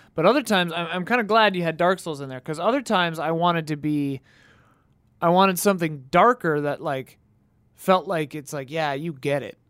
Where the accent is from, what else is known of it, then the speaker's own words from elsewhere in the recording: Wisconsin, United States; growing up in Wisconsin where I did